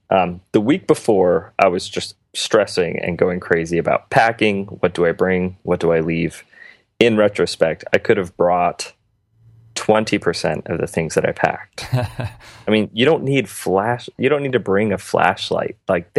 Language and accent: English; Phoenix, Arizona, United States; also born or lived in Morocco; I grew up in Phoenix.